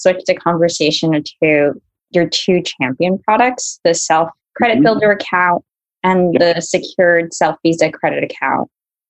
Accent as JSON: {"language": "English", "town": "New York City", "region": "New York", "country": "United States", "tie": "born or raised there", "said": "growing up in New York City"}